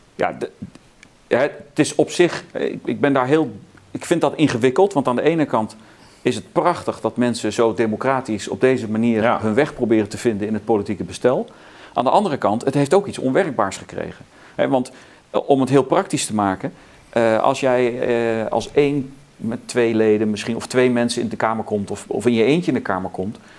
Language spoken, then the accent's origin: Dutch; southern Netherlands, Netherlands; also born or lived in South Carolina, United States; wij woonden eh, toen ik kind was in het zuiden van het land